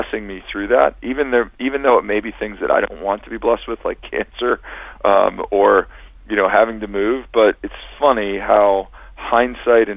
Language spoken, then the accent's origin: English; Cincinnati, Ohio, United States; moved away as an adult; now in Northern California, United States; all of my hometown favorites and friends and University of Cincinnati